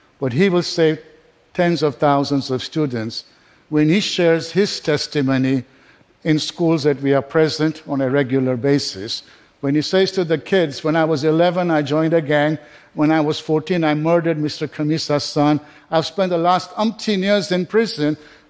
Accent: Kenya; also born or lived in England; now in United States; I was born in Kenya, I was educated in England

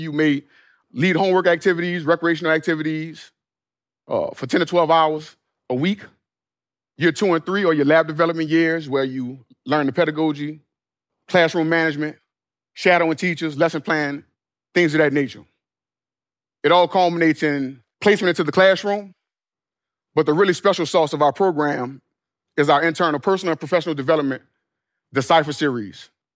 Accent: New Orleans, Louisiana, United States; my hometown of New Orleans

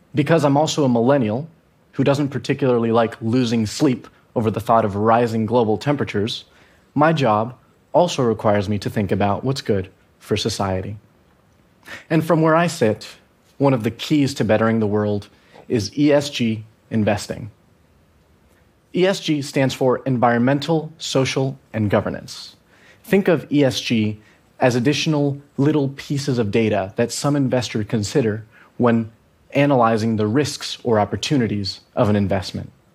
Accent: Venezuela; I'm from Venezuela

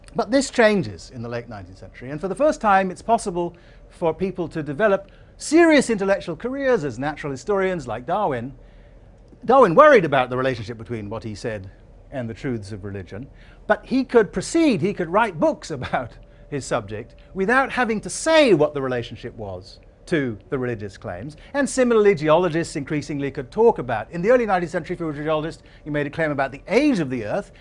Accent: Asante, Ashanti, Ghana; coming into the country that I grew up in, Ghana, the society that I grew, grew up in, Asante

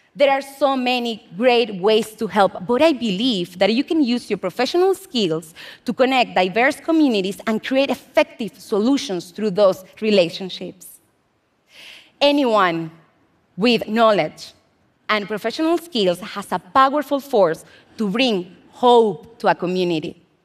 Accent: Venezuela; moved away as an adult; now in United States; I'm an immigrant from Venezuela, and I've lived in the US for six years

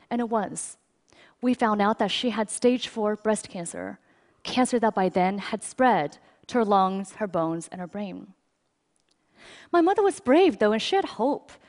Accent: China; I grew up in China, and my earliest memories are of being rushed to the hospital because I had such bad asthma that I was there nearly every week.

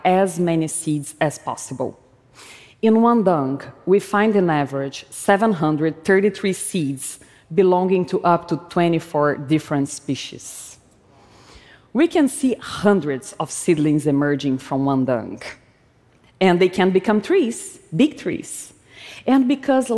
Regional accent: Brazil; When I was a child, growing up in Brazil

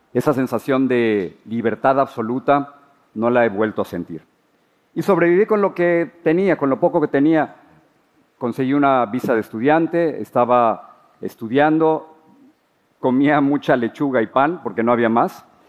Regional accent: Mexico City, Mexico; moved away as an adult; now in United States; Crecí en la Ciudad de México, soy el mayor de cinco hermanos

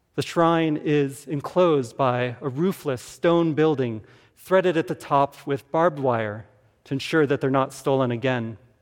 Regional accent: Tucson, Arizona, United States; I grew up in Tucson, Arizona

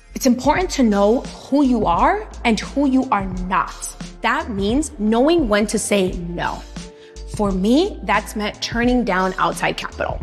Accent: Los Angeles, California, United States; My entrepreneurial spirit comes from growing up in Latino neighborhoods

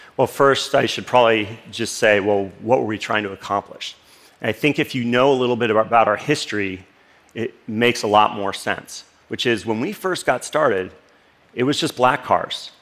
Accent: Los Angeles, California, United States; This is the street where I grew up in Los Angeles, actually a suburb called Northridge, California

